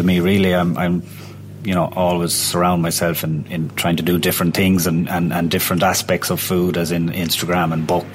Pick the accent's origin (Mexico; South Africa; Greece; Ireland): Ireland; Roscommon, Connacht; moved away; I'm from Roscommon originally